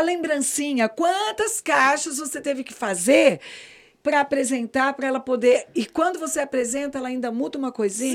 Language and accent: Portuguese; Campinas, São Paulo, Brazil; moved away as an adult; now in Brasília, Brazil; eu sou paulista, eu digo que, na verdade, eu sou brasiliense, porque eu já estou aqui há 34 anos, eu não sou mais campineira, né, gente? Cheguei com 23